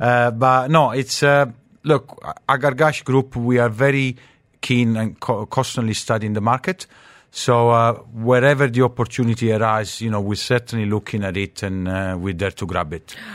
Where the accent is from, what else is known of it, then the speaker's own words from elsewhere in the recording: Naples, Campania, Italy; now in United Arab Emirates; I'm from Napoli